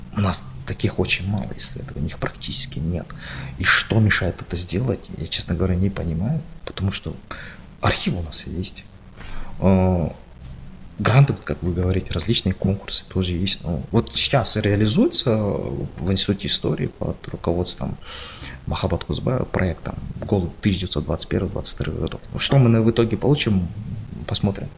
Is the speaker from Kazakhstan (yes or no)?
yes; Kazakhstan; мы, казахи, у нас это в крови